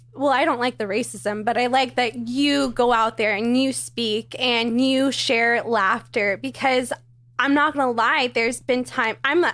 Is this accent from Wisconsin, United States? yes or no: no; Irvine, California, United States; I grew up in Irvine, so mm-hmm. it's, you know, a good amount of Asian culture there.